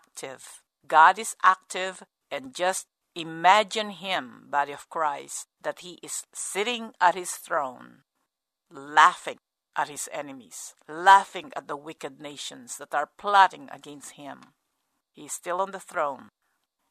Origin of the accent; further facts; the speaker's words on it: United States; as an American